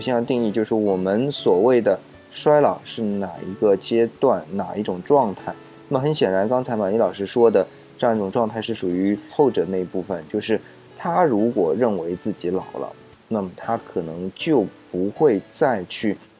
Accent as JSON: {"language": "Chinese", "country": "China", "said": "我们中国人，特别是中国人啊"}